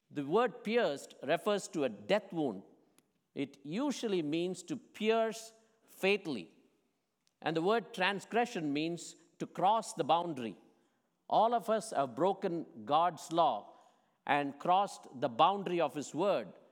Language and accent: English; India; moved away; what I grew up with in India